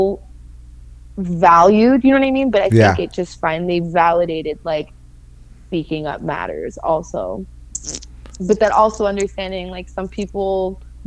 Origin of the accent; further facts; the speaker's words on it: Florida, United States; here in my home state